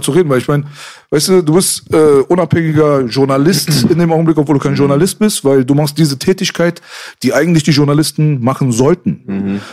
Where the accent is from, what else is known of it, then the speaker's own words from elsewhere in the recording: Berlin, Germany; uns Berlinern